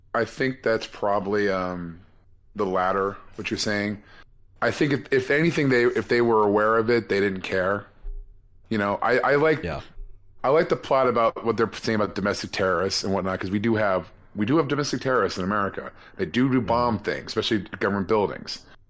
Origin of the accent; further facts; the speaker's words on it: California, United States; as a Californian